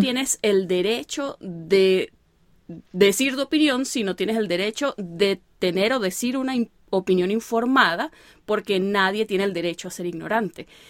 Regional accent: Venezuela; now in United States; uno como venezolano

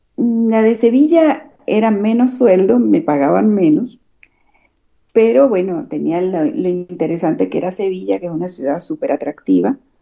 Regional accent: Venezuela; moved away as an adult; also born or lived in Madrid, Spain; now in Badajoz, Spain; somos los médicos venezolanos

